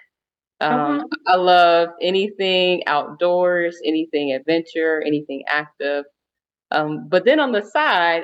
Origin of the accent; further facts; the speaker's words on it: Raleigh, North Carolina, United States; I am from Raleigh, North Carolina